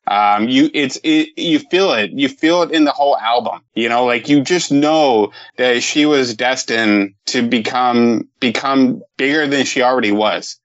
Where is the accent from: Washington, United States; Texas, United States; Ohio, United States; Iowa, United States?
Texas, United States; Fort Worth; moved away; I moved to Texas in 1988, uh, and then I we moved, I think, in 1996. But I mean, I grew up in Fort Worth